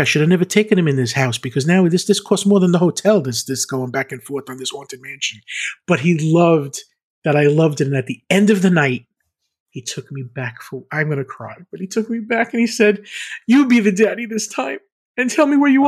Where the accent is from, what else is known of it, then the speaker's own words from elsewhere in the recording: Long Island, New York, United States; I grew up in Long Island, New York